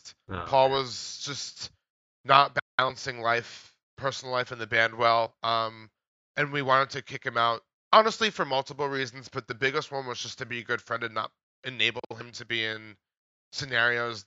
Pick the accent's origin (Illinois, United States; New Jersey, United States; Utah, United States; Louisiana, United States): New Jersey, United States; I'm from Jersey